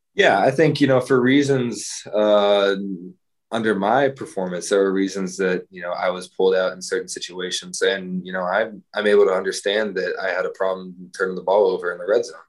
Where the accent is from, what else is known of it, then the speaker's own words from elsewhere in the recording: Texas, United States; I'm from Texas